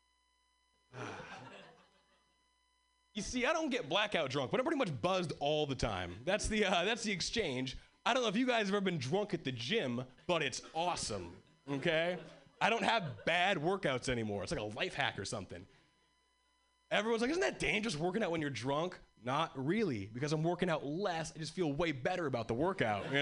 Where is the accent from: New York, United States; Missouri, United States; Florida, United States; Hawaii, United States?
Hawaii, United States; moved away as an adult; now in Boston, United States; I was born and raised in Hawaii, and three years ago, I moved to Boston